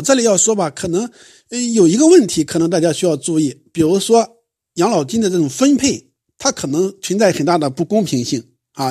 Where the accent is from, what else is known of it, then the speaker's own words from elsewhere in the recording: China; 相对于我们中国人来说